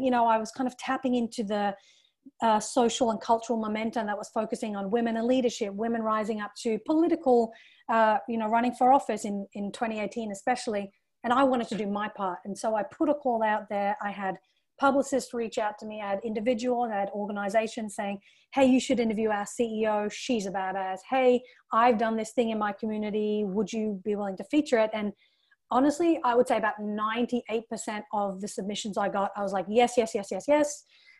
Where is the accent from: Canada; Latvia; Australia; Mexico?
Australia; also born or lived in England; But, you know, for me as a young Indian woman growing up in Australia and England